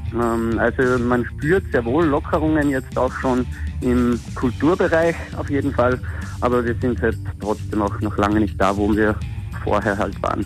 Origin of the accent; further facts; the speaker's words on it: Graz, Styria, Austria; Wir kommen aus Stadt Graz, in Österreich bzw. Graz-Wolfsberg.